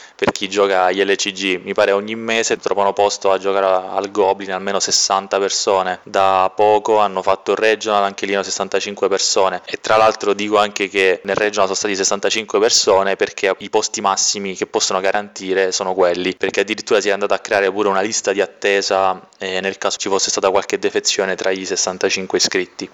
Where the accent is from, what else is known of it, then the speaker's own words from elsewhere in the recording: Castellammare del Golfo, Sicily, Italy; moved away as an adult; now in Rome, Italy; vengo da Castellammare del Golfo, che è un piccolo paesino in provincia di Trapani. Io sono siciliano